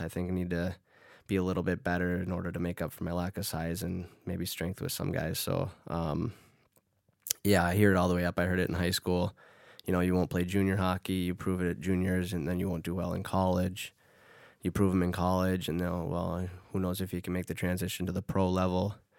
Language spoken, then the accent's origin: English; Duluth, Minnesota, United States; moved away as an adult; now in Sweden; my hometown